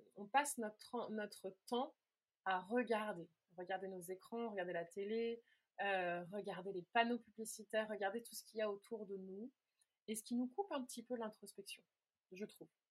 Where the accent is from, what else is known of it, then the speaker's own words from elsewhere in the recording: near Meung-sur-Loire, Orléans area, Centre-Val de Loire, France; j'avais commencé à donner des cours dans un petit village, pas très loin de là où j'ai grandi